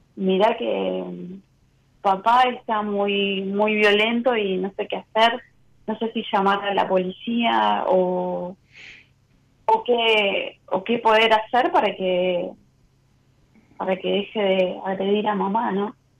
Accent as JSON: {"language": "Spanish", "region": "Buenos Aires", "country": "Argentina", "said": "soy de Caballito."}